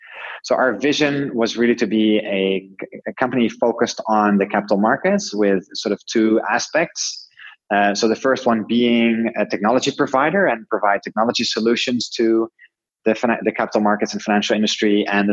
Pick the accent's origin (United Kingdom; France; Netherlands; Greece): Netherlands; English is a second language; I'm originally from Holland, lived in a bunch of different countries around the world